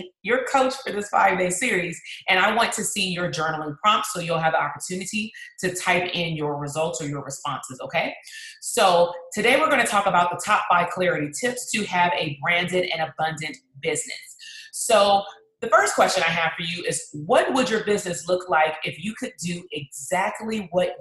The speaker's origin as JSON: {"language": "English", "town": "Compton", "region": "California", "country": "United States", "tie": "born or raised there", "said": "my hometown, that's Compton."}